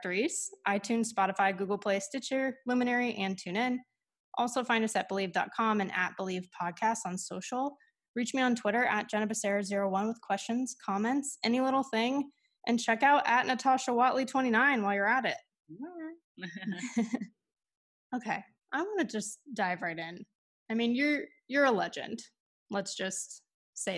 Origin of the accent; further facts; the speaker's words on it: Southern California, United States; I'm from Southern California. Shout out to the 805.